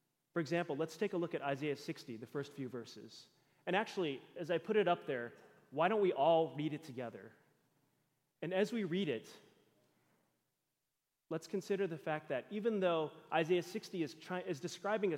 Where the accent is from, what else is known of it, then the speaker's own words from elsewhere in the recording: Texas, United States; moved away; growing up in Texas, we got 2 weeks of vacation for school for Christmas